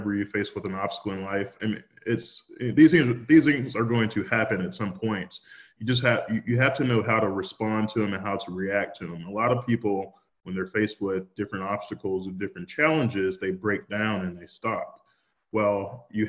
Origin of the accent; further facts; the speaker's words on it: Shreveport, Louisiana, United States; now in Texas, United States; I grew up in Shreveport, Louisiana. I went to middle school, high school there